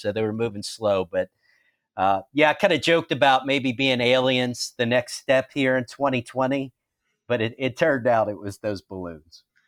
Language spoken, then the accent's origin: English; New Orleans, Louisiana, United States; now in Baton Rouge, United States; I grew up in the New Orleans area